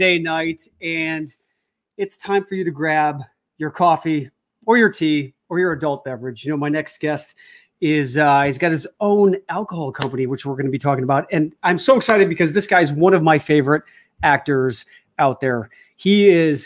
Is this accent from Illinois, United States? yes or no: yes; outside of Chicago, Illinois, United States; moved away as an adult; also born or lived in New York; growing up outside of Chicago